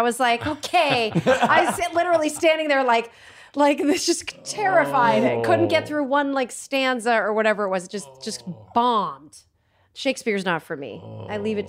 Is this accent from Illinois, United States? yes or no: no; Connecticut, United States; So because we're all from Connecticut, right?